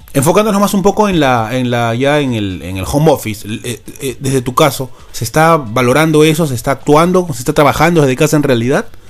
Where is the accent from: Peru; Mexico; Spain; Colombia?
Peru; somos los peruanos que nos tocó laburar